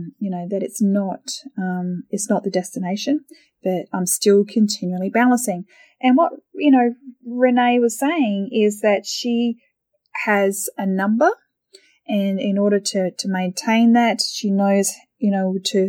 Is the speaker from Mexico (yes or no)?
no; Australia; now in Thailand; being Australian